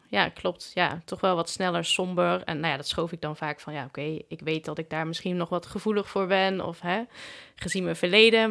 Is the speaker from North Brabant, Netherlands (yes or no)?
yes; Breda, North Brabant, Netherlands; Ik kom uit Breda